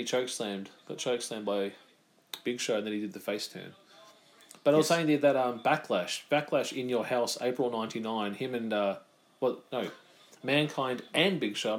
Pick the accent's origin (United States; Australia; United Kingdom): Australia; I'm not from England anyway. I'm from Aussie.